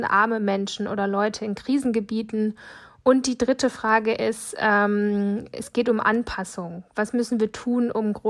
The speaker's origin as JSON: {"language": "German", "region": "Western Ukraine", "country": "Ukraine", "second_language": "German", "said": "Ich komme aus dem Westen Ukraine, mit dem, äh, wo die Grenze mit Moldawien. Mein Vater ist da und er äh, muss da bleiben."}